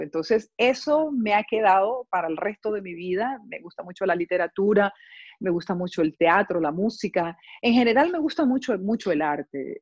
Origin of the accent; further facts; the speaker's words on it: Barranquilla, Atlántico, Colombia; moved away as an adult; now in Cologne, Germany; soy de Colombia, de la ciudad de Barranquilla